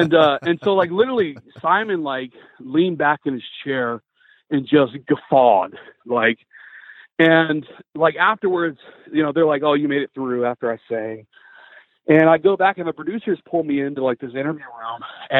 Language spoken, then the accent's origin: English; Greenville, South Carolina, United States; I'm from Greenville, South Carolina. I'm 28 years old